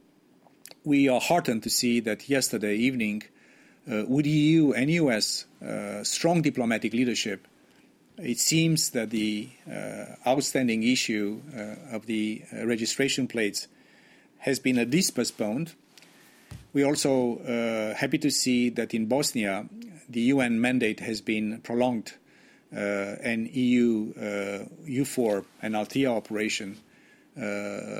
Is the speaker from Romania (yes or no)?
yes; Romania; I'm also from Romania.